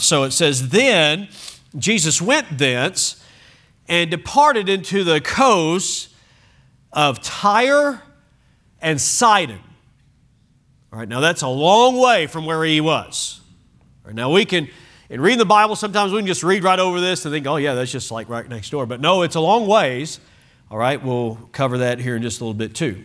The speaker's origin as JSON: {"language": "English", "region": "Oklahoma", "country": "United States", "said": "We're from Oklahoma"}